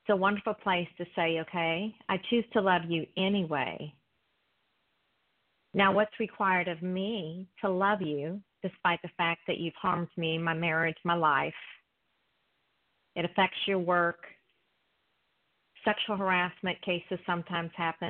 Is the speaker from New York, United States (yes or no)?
no; South Carolina, United States; now in Orange County, United States; I'm from South Carolina also